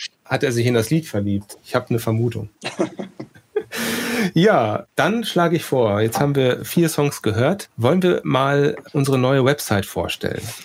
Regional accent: Sauerland, North Rhine-Westphalia, Germany; moved away; wir sind alle schon mal aus dem Sauerland weggezogen

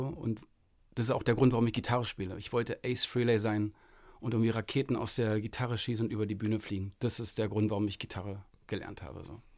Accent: Berlin, Germany; bei uns in Berlin

